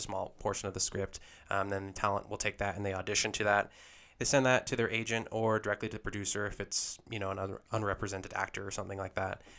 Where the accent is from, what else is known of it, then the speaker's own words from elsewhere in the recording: Lehi, Utah, United States; I was born and raised in Lehigh here in Utah